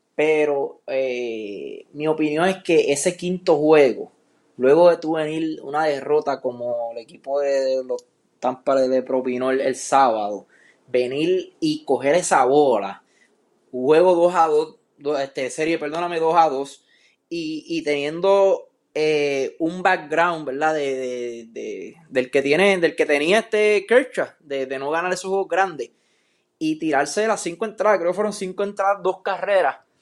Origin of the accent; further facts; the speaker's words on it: Puerto Rico; como puertorriqueño